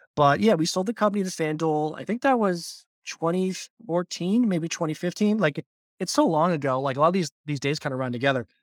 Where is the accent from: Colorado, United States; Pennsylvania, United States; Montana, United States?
Pennsylvania, United States; Pittsburgh; born and raised in Pittsburgh